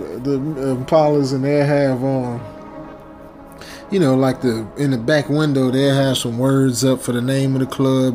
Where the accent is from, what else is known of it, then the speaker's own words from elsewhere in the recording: Chicago, Illinois, United States; I'm from Chicago, so we had White Castle in Chicago.